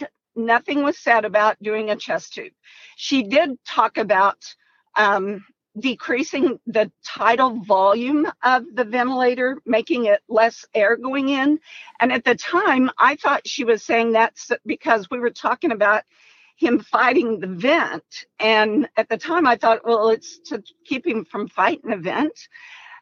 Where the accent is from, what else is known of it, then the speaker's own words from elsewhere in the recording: Oklahoma, United States; We're actually from Oklahoma, but we are in Missouri in the hospital